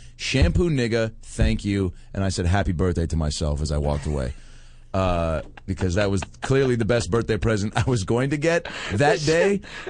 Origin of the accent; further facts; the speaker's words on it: Seattle, Washington, United States; moved away; in Seattle at the Parlor Live Comedy Club in my hometown.